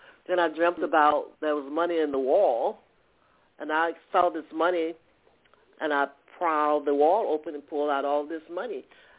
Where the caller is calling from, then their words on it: Atlanta, Georgia, United States; calling from Georgia.